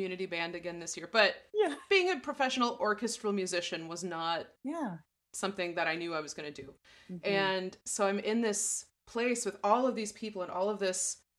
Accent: La Crosse, Wisconsin, United States; also born or lived in Kansas City; my partner ended up getting a job in La Crosse, Wisconsin, which is my hometown.

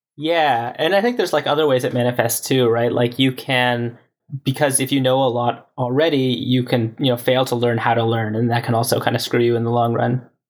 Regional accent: Canada; moved away as an adult; now in California, United States; growing up in Canada

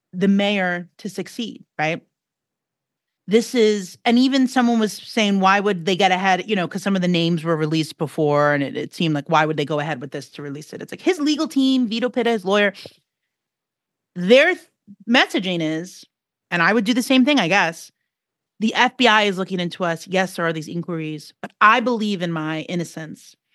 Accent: New York City, New York, United States; I'm a New Yorker

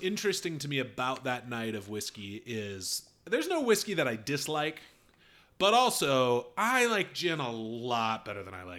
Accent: United States; I'm American.

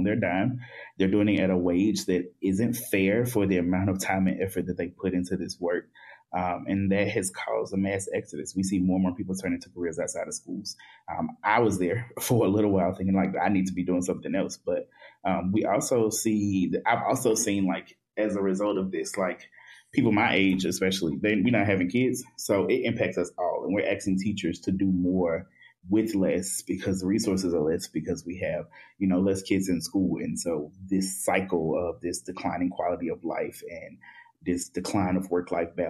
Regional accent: the South, United States; I am a Black and queer man from the South

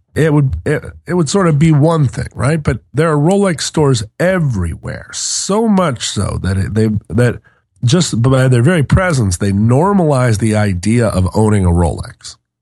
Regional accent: Alaska, United States; moved away; also born or lived in Seattle, Washington; I grew up in Washington and Alaska, somewhat, somewhat equally. I went through first through fourth grade, kindergarten through fourth grade in Seattle, and fifth through twelfth in Alaska

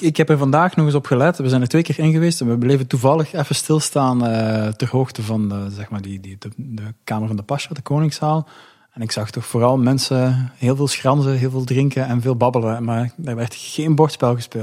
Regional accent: Belgium; ik kom uit België

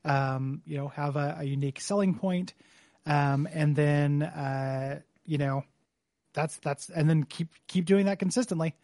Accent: DeKalb, Illinois, United States; moved away; my hometown

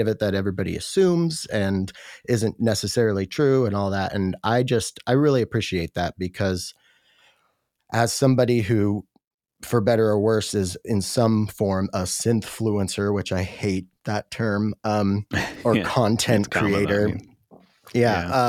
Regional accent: Washington, United States; I grew up in a really small town here in Washington State

